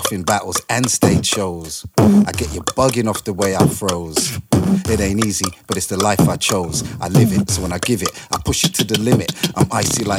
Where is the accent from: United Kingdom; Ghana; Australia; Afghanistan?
United Kingdom; London; also born or lived in Trinidad; growing up in London